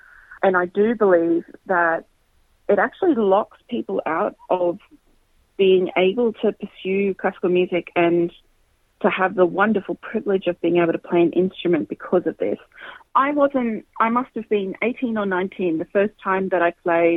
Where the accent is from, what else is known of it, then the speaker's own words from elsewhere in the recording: Queensland, Australia; I grew up in Queensland